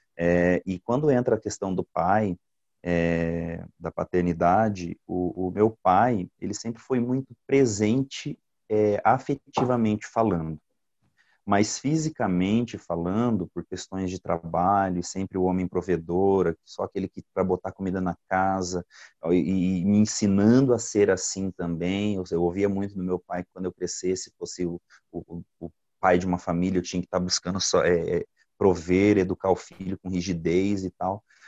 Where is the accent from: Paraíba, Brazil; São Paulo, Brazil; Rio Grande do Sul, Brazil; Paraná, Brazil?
Paraná, Brazil; Goioerê; also born or lived in Italy; now in São José dos Pinhais, Brazil; Eu sou nascido no Paraná mesmo, em Goiuerê